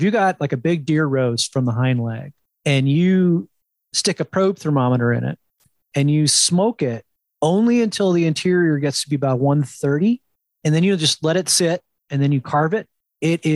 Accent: New Jersey, United States; up in the Northeast, I grew up in New Jersey

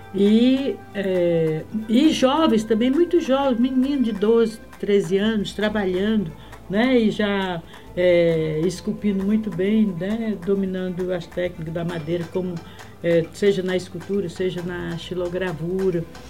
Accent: Acre, Brazil; moved away; also born or lived in Rio Branco / Feijó / Ceará; eu nasci no Acre

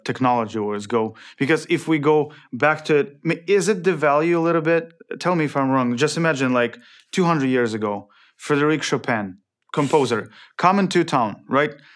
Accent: Ukraine; moved away; I'm from Ukraine

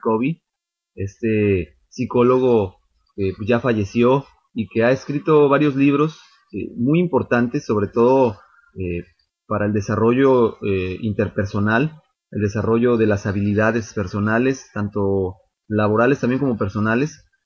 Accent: Mexico; como mexicanos

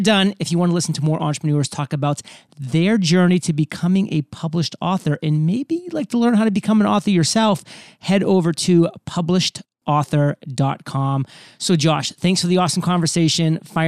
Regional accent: Alfred, Maine, United States; I was born and raised in the state of Maine in a very small town in southern Maine, specifically called Alfred.

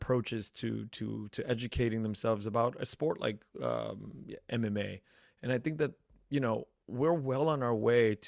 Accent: United States; I'm a second generation. I was born in the United States

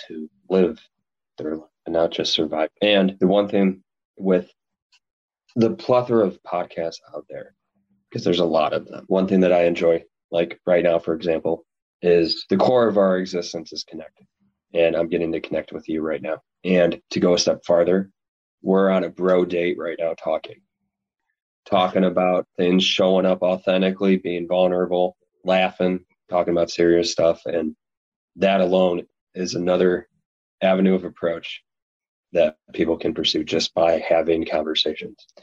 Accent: Chicago suburbs, Illinois, United States; I was born and raised in the Chicago suburbs

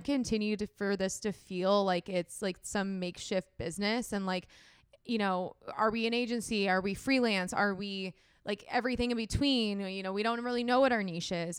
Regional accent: San Diego, California, United States; went back home to San Diego

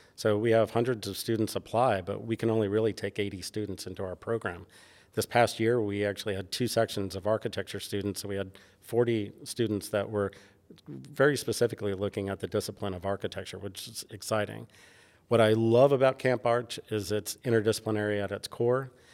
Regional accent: New York City, New York, United States; moved away; growing up in New York

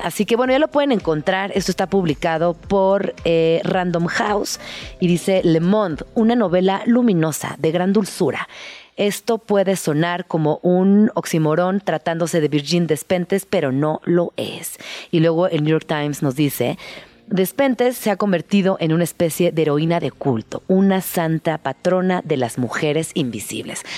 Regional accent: Mexico City, Mexico; todas las personas que somos chilangas

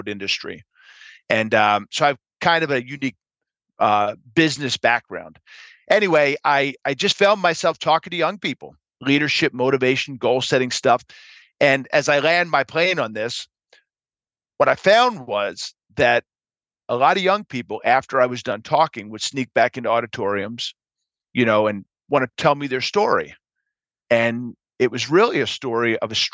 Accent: Philadelphia, Pennsylvania, United States; I was born and raised in Philadelphia

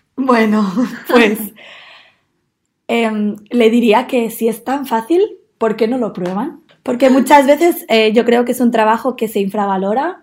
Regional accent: Manlleu, Catalonia, Spain; moved away as an adult; now in Newcastle, United Kingdom; yo soy de una ciudad muy pequeña que se llama Manlleu y que está como a una hora más o menos de Barcelona

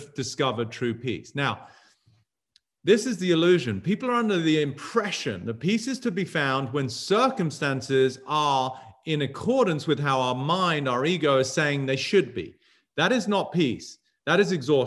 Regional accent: England, United Kingdom; now in United States; growing up in England

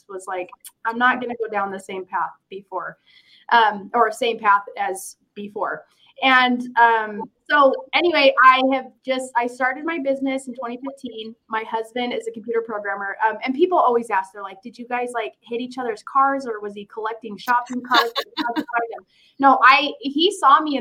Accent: Ogden, Utah, United States; I was born and raised in Ogden, Utah.

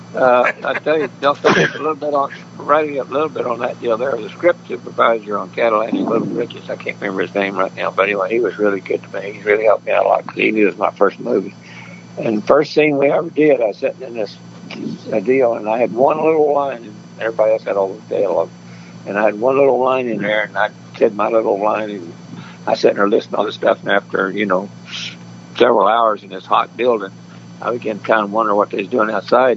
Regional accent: Enid, Oklahoma, United States; now in California, United States; I was born in Oklahoma City and I was raised up around Enid, Oklahoma, northern part.

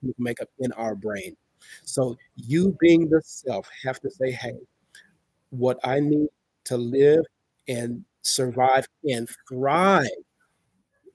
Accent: California, United States; now in South Carolina, United States; I'm from California, but I live in the South right now, South Carolina to be exact

